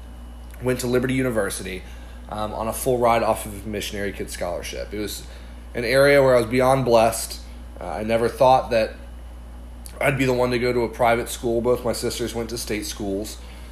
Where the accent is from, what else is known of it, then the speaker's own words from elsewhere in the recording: Ireland; I grew up overseas in Ireland. My parents are missionaries there, and so from 7th grade all the way through 12th grade, I grew up overseas.